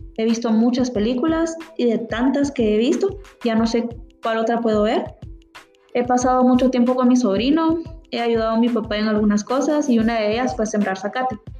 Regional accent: San Antonio Suchitepéquez, Suchitepéquez, Guatemala; also born or lived in Concord, California, United States / Palín, Guatemala; Soy originaria de San Antonio Suchitepeques y soy estudiante. No toda mi vida he vivido en San Antonio, pues viví en Concord, California por cuatro años y algo

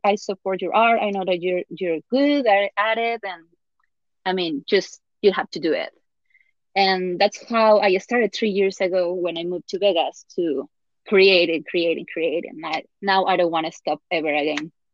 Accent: Puebla, Mexico; moved away; my hometown Puebla

